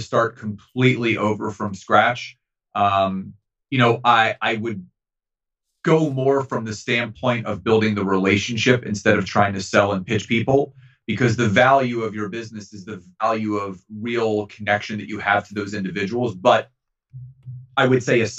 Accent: Philadelphia, Pennsylvania, United States; Growing up in Philadelphia

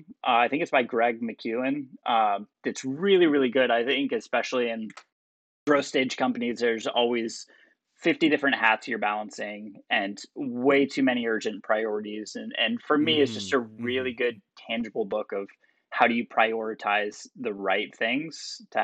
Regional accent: Florida, United States; now in Texas, United States; I'm from Florida and living in Texas now

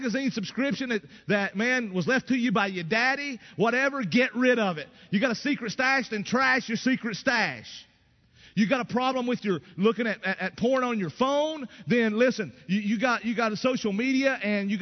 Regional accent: East Tennessee, United States; I grew up in East Tennessee. I grew up in a country

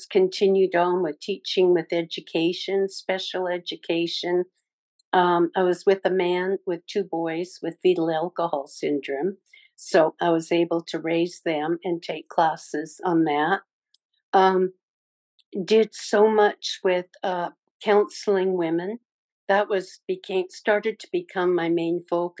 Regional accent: British Columbia, Canada; moved away as an adult; also born or lived in California; now in United States; I'm originally from British Columbia, Canada, and I moved down to the States to be with my brother after he got out of Vietnam

